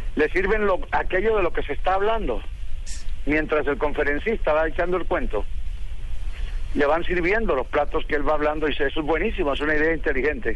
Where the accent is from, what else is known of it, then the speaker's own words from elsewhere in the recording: Colombia; hispanoparlante de primera generación como soy, colombiano de primera generación